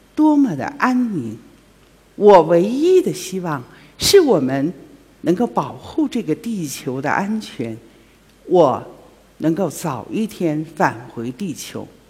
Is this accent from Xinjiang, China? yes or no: yes; Ili, Xinjiang, China; 我生在新疆。 六十四年前， 生在新疆的伊犁